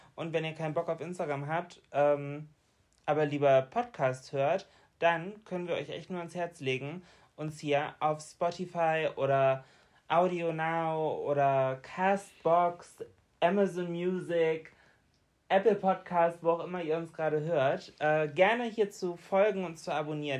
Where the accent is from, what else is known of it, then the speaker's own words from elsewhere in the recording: Bremen, Germany; bei uns in Bremen